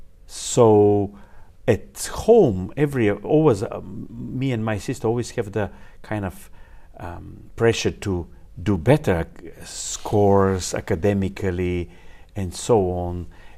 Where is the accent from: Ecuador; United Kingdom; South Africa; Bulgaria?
Bulgaria; English is a second language; moved away as an adult; also born or lived in China / Toronto; I was born in Bulgaria. Bulgaria is South Europe, close to, inside of Balkan Peninsula, close to Greece.